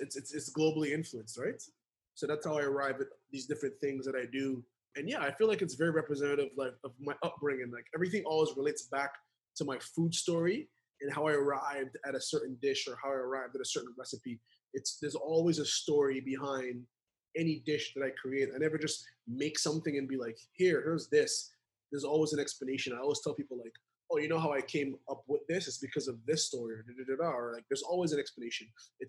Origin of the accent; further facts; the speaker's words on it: Jamaica; also born or lived in New York, United States; But it is Jamaican cuisine because I'm Jamaican and I grew up eating pizza while I lived in New York.